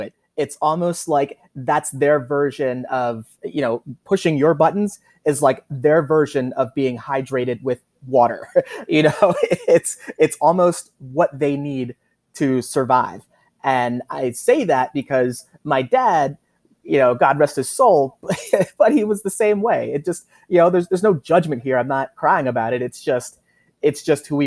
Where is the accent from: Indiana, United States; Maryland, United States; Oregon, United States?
Maryland, United States; Baltimore; growing up there